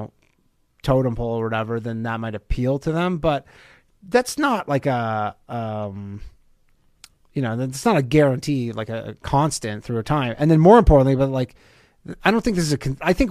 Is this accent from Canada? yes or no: yes; Canada; moved away; Canada where I'm from, like, yes, the demographics are good. Like when I grew up, Canada was 80 something percent white people.